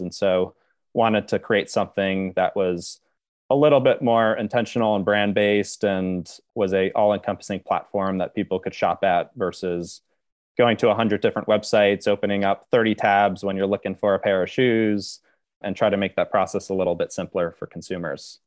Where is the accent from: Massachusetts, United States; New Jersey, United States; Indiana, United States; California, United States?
New Jersey, United States; Upper Saddle River; now in New York City, United States; grew up a little bit outside of New York in, uh, a town called Upper Saddle River, which is in northern New Jersey